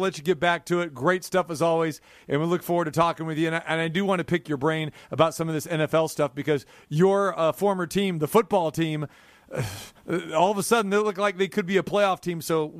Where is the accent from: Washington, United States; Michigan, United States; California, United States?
California, United States; Sacramento; Sacramento, California, my hometown as well